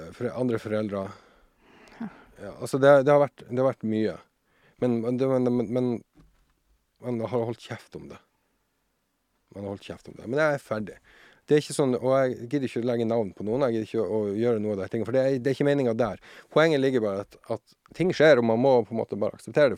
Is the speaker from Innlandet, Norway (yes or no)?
no; Tromsø, Troms, Norway; also born or lived in Sjursnes; jeg er født og oppvokst eh, oppe i Tromsø, i Nord-Norge, som sikkert dialekten min avslører